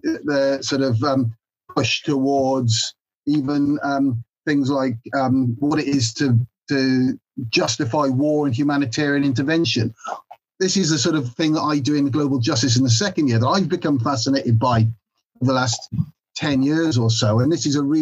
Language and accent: English; Builth Wells, Wales, United Kingdom; also born or lived in Swansea; now in Cardiff, United Kingdom; I'm Welsh through and through in that way. I grew up in Mid Wales in a little place called Bilth Wells.